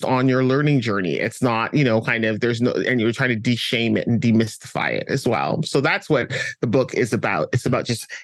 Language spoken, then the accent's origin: English; Canada; also born or lived in London; I was born in London, but raised in Canada.